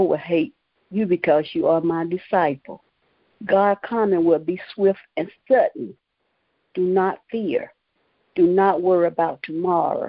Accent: Morven, North Carolina, United States; I am from Morven, North Carolina

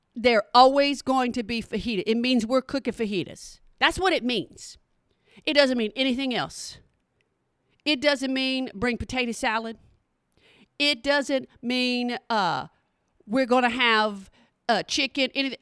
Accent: Oklahoma, United States; now in Texas, United States; I'm from Oklahoma

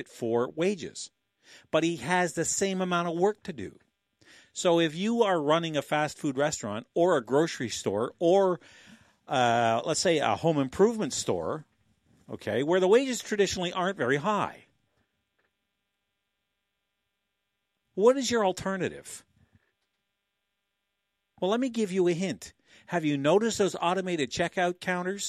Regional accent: Canada; like good Canadians

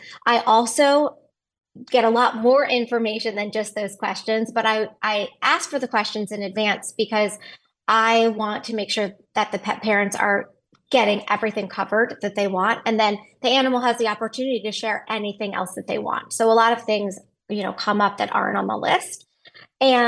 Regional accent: Philadelphia, Pennsylvania, United States; moved away as an adult; now in Texas, United States; I moved to Texas in 98 and I grew up actually in Philadelphia. So I'm an East Coaster

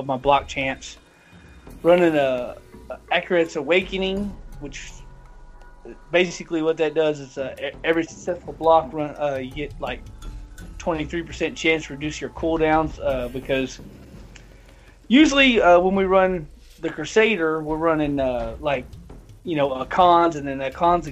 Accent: the South, United States; I'm from the South

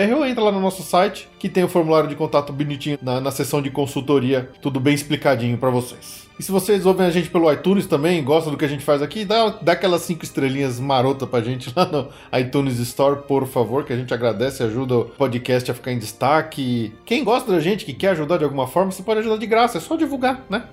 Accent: São Paulo, Brazil; a gente é de São Paulo

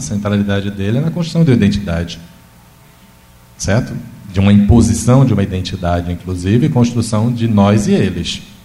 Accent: interior of Bahia, Brazil; now in Minas Gerais, Brazil; do interior da Bahia, onde eu nasci

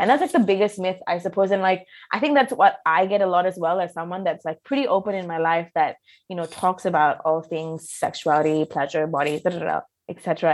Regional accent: Malaysia; I grew up in Malaysia

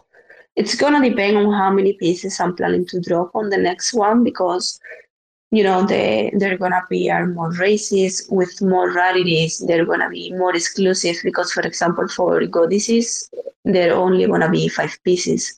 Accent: Spain; I'm from Spain

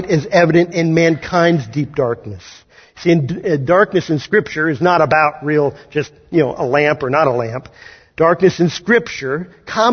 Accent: Kansas, United States; moved away; I grew up in Kansas

